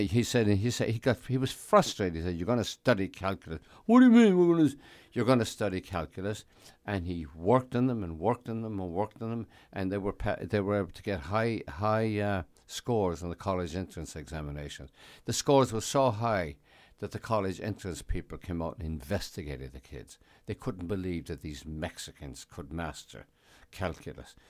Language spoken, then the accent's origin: English; Ireland; moved away as an adult; also born or lived in United States; now in New York, United States; I'd been born in America, but I was raised in Ireland